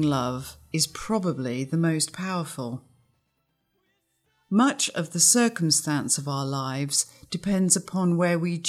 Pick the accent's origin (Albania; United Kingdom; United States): United Kingdom; England; When I was growing up in England in the early 60s, love was never articulated verbally.